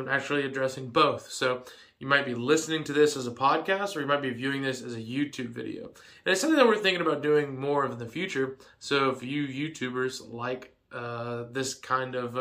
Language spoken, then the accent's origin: English; Georgia, United States; I was going to be moving back to Georgia